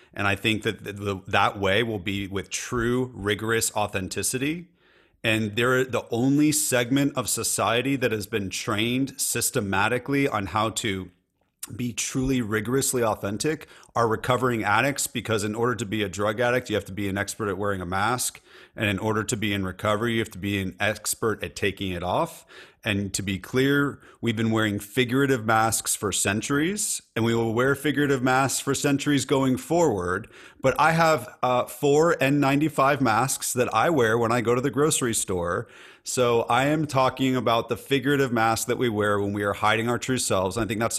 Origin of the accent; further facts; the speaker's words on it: California, United States; I'm in Nashville, Tennessee, and I'm a Californian, so I do say y'all, and I also say dude, so I'm kind of a hybrid.